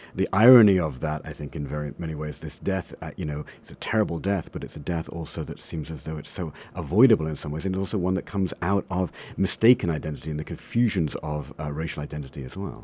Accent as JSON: {"language": "English", "town": "Coventry", "region": "West Midlands", "country": "United Kingdom", "tie": "born or raised there", "moved": "as an adult", "lives_now": "United States", "said": "my hometown in England is a place called Coventry"}